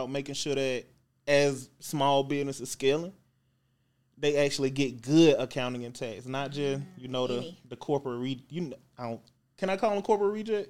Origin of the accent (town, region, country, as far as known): Lynette, Alabama, United States; born or raised there; moved away; also born or lived in Atlanta